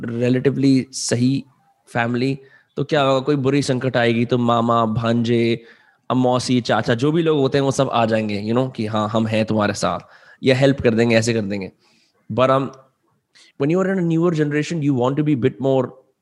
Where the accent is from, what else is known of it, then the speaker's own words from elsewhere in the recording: Faridabad, Haryana, India; also born or lived in Mumbai; दिल्ली के बगल में एक शहर है फरीदाबाद में वहां रहता हूँ और मेरे सारे दोस्त यहाँ रहते हैं